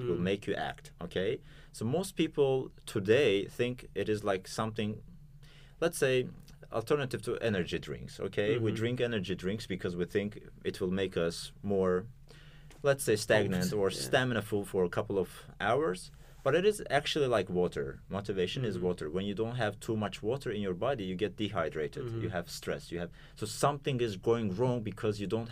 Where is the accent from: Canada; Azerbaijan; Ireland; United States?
Azerbaijan